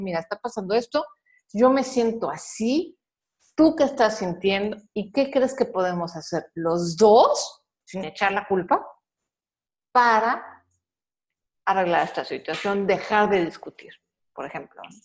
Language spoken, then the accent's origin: Spanish; Mexico; soy mexicana, soy de la generación X